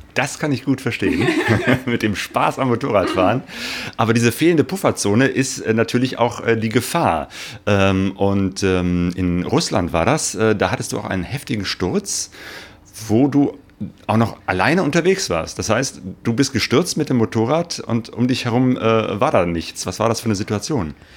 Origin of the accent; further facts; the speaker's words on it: Cologne, North Rhine-Westphalia, Germany; now in Essen, Germany; nach Köln, meiner Geburtsstadt